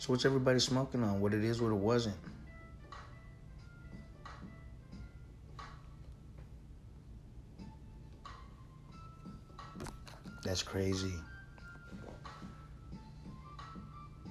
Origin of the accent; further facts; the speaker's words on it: Oxnard, California, United States; We came all the way from Oxnard, a bunch of little snot-nosed kids